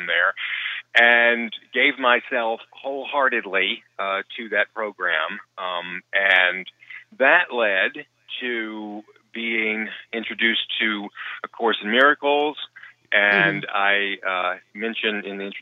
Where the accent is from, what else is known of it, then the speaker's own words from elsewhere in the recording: the Bible Belt, United States; moved away; I was raised in the Bible Belt